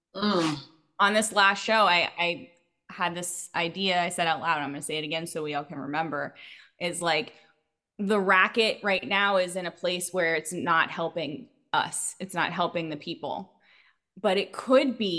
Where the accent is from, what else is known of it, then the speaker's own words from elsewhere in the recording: Houston, Texas, United States; now in Chicago, United States; I'm originally from Houston, Texas. I've been in Chicago